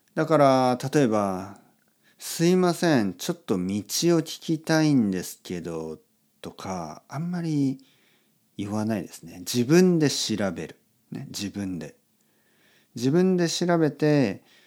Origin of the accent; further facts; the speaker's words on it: Japan; also born or lived in Spain; 僕は、ああ、日本です